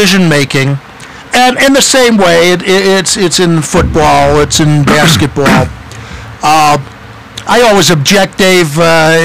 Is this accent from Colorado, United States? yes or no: no; Chicago, Illinois, United States; now in Tucson, United States; as a Chicagoan